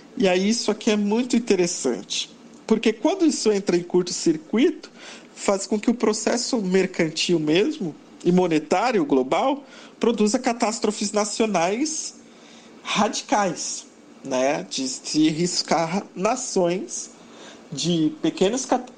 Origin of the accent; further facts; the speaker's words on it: Brazil; nós somos brasileiros